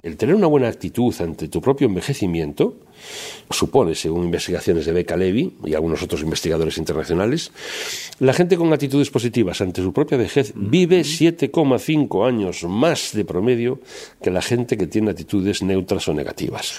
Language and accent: Spanish; Spain; como buenos españoles